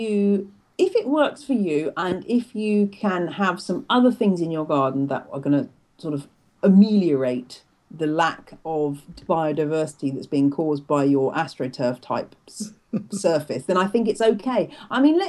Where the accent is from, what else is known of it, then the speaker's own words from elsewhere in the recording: United Kingdom; also born or lived in Louisiana, United States; being a Brit down there at the time